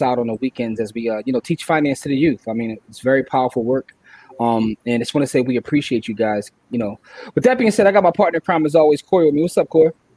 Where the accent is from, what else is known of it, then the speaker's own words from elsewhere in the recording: Philadelphia, Pennsylvania, United States; We're from Philly.